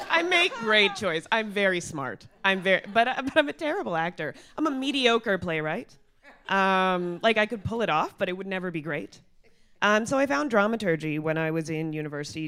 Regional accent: Mississauga, Ontario, Canada; growing up in Mississauga

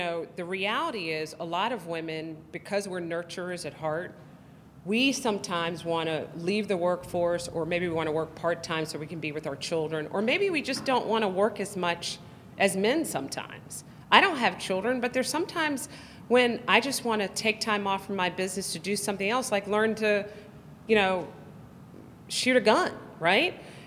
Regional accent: the South, United States; I'm black, I'm conservative, I'm from the South

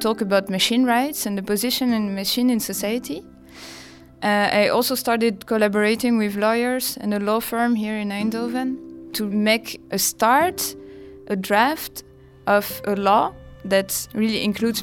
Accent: France; moved away; I come from France.

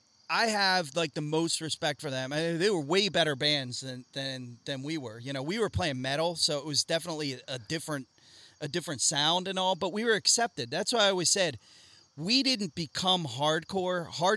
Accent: Doylestown, Pennsylvania, United States; also born or lived in Lansdale, Pennsylvania; I grew up in Doylestown and Lansdale.

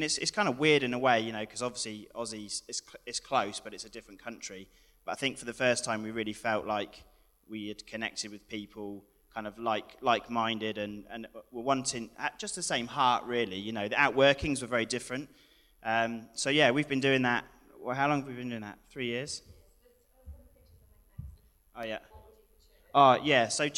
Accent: United Kingdom; moved away as an adult; now in New Zealand; we're from Pioneer, back home in the UK

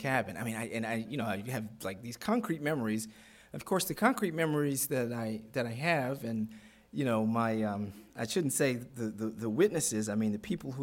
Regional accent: Baltimore, Maryland, United States; I grew up in Baltimore City

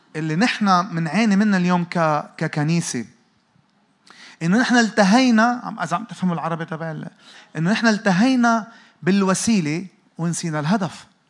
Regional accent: Lebanon; انا جاي من لبنان

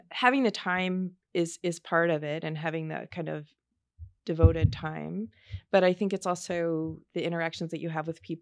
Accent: East Coast, United States; also born or lived in Shreveport, Louisiana; I was born in Shreveport, Louisiana. I grew up on the East Coast, but um, I still have a lot of family in Louisiana.

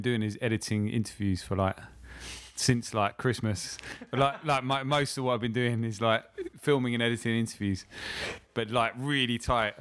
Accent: Lewes, South East England, United Kingdom; now in London, United Kingdom; I'm from a little town called Lewes

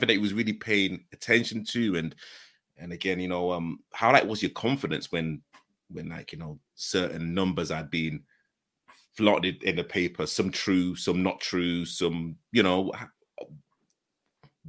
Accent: Leeds, Yorkshire and the Humber, United Kingdom; I'm from Leeds

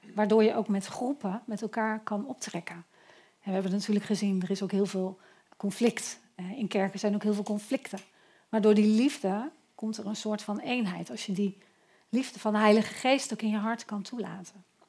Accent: Eindhoven, North Brabant, Netherlands; Ik ben echt een Eindhovenaar

